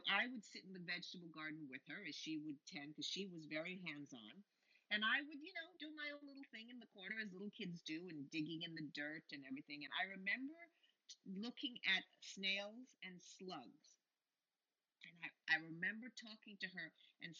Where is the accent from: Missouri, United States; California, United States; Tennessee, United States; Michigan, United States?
California, United States; Beverly Hills; I grew up in Beverly Hills, California